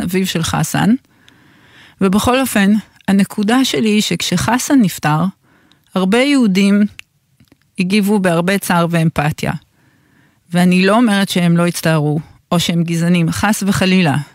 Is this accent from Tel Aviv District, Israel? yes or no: yes; Tel Aviv-Yafo, Tel Aviv District, Israel; אני גדלתי כל הילדות שלי כמה מטרים מפה, מהמקום שבו אני מדברת אליכם, מהתחנה של גלי צה"ל ביפו. גדלתי ברחוב הדולפין